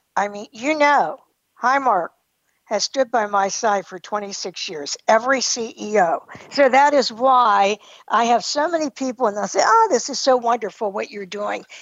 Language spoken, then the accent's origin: English; New Galilee, Pennsylvania, United States; moved away as an adult; also born or lived in New Castle, Pennsylvania; I grew up in New Galilee